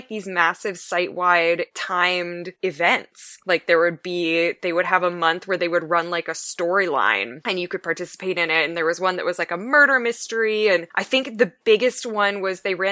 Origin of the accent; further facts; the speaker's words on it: Canada; I'm from Canada